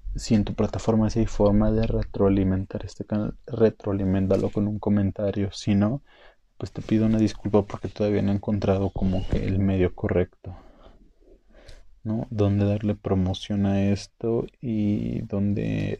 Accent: Mexico; México es parte de Norteamérica. Somos norteamericanos

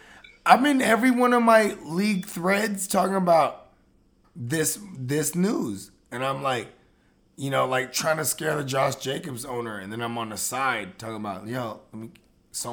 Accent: the Bay Area, California, United States; Bro, I'm from the Bay.

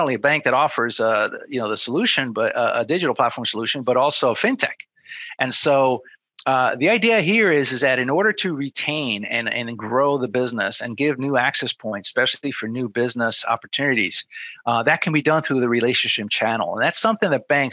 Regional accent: New Jersey, United States; I grew up in New Jersey

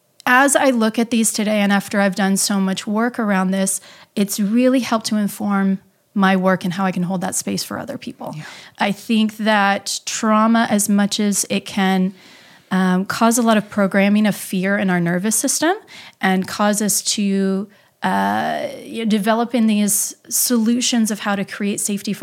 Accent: Midwest, United States; You know, I'm from the Midwest, and the most that we know is I had Catholicism and I had Midwest values

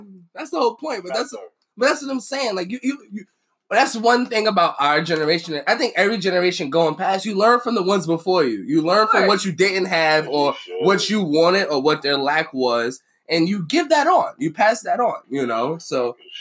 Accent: Boston, Massachusetts, United States; accent: Boston; my shitty Boston accent.

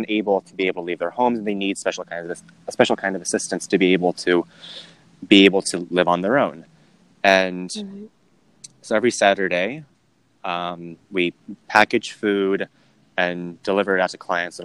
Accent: Burke, Virginia, United States; I grew up in Northern Virginia, in Burke in Fairfax County.

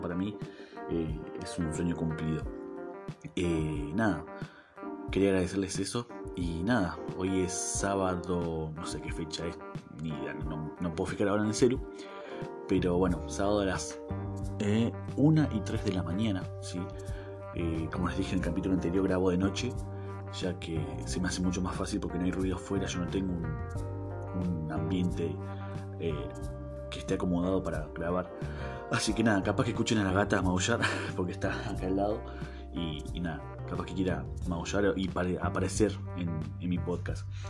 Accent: Argentina; me vengo para Argentina, así que es mi país, de donde soy.

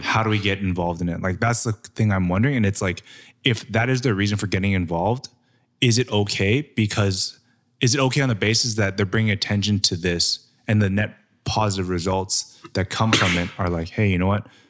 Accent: Canada; growing up in Canada

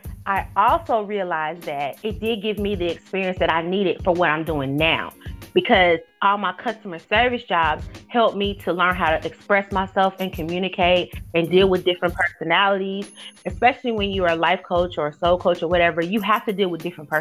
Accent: Cincinnati, Ohio, United States; moved away; also born or lived in Alabama; I grew up in Cincinnati

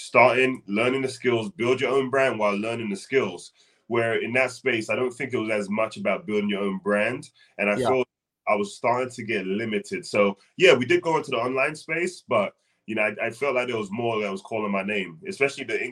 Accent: London, United Kingdom; now in North Carolina, United States; born and raised in London, played basketball, came over to the States

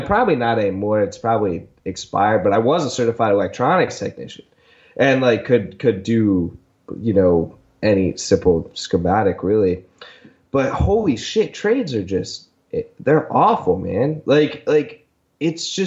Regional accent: Delaware, United States; moved away; I went to a trade high school because it was the best high school in the state. I'm initially from Delaware

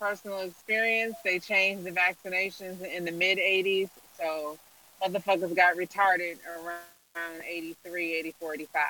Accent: Detroit, Michigan, United States; No, I'm from Detroit.

